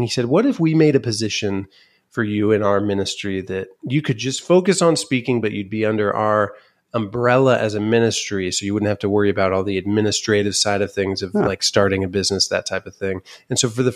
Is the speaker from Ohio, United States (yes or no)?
yes; Van Wert, Ohio, United States; my dad was in the insurance business